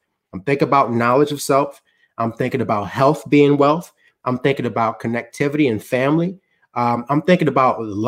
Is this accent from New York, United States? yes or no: yes; New York City, New York, United States; being a Black African-American growing up in Harlem